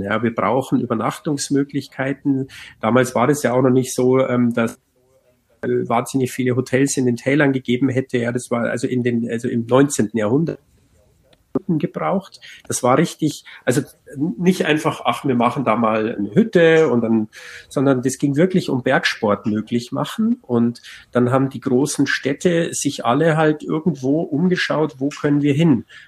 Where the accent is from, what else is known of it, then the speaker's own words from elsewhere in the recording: Bavaria, Germany; bei uns in Bayern halt den sogenannten Alpenplan